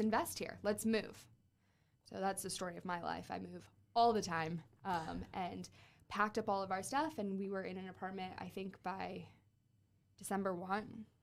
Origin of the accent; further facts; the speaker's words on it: Fort Wayne, Indiana, United States; moved away as an adult; also born or lived in Miami; I'm from Fort Wayne